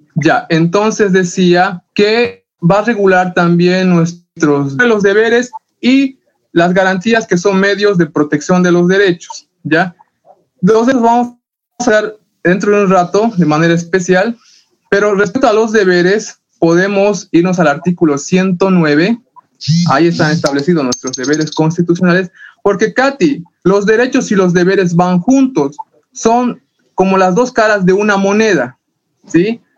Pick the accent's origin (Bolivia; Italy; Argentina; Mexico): Bolivia; todos los que nacemos en territorio boliviano somos bolivianos